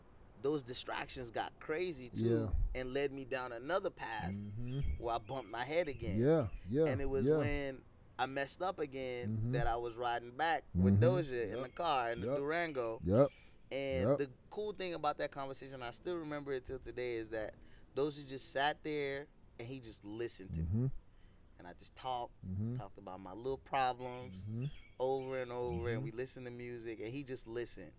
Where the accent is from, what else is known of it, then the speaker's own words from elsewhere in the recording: Nigeria; now in United States; I'm a Nigerian immigrant in an American college.